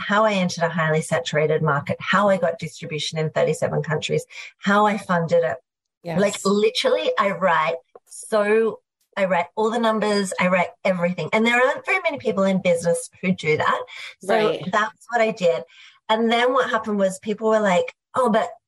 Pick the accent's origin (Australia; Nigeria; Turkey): Australia; We had what was in Australia unceremoniously called veggie English at school.